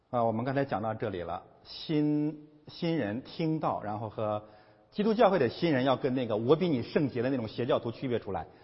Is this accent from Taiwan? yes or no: no; China; 我们中国人更能了解这些宗教的现象了